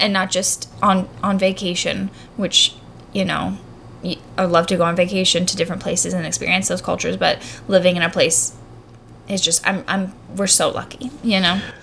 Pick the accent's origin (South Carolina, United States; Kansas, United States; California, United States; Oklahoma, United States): South Carolina, United States; moved away; we come from South Carolina